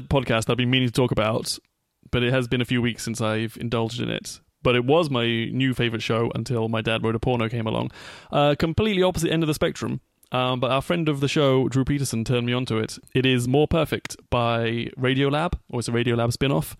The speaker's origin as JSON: {"language": "English", "region": "England", "country": "United Kingdom", "moved": "as an adult", "said": "that continent that I called home for thirty years"}